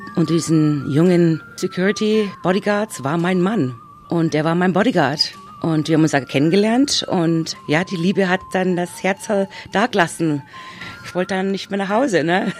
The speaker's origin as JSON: {"language": "German", "region": "Vienna", "country": "Austria", "also_born_or_lived": "Munich, Germany / New Orleans, Louisiana, United States", "moved": "as an adult", "lives_now": "Sarasota, United States", "said": "ich bin aus Wien hierher gekommen"}